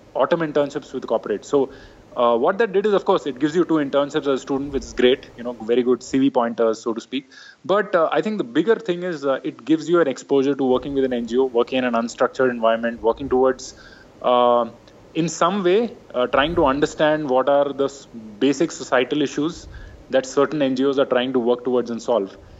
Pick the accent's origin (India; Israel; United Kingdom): India; Bangalore, Karnataka; I was from Bangalore, so very different upbringing, very different culture